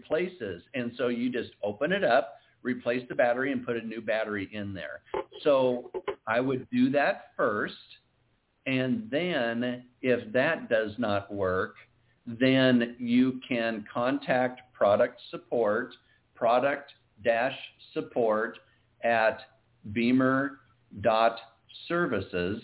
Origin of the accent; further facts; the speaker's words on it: Iowa, United States; moved away; we're both originally from Iowa